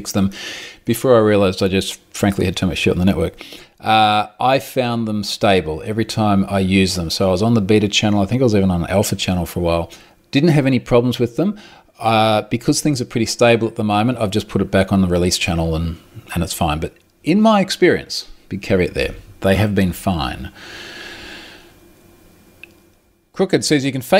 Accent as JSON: {"language": "English", "country": "Australia", "said": "I'm Australian"}